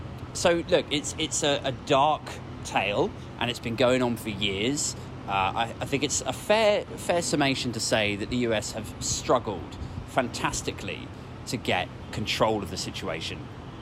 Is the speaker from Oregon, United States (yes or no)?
yes; Oregon, United States; I'm from Oregon.